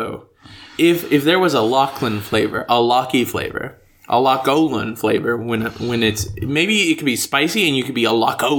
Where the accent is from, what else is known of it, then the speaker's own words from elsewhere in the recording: United States; I'm American, clearly, with my sharp R's.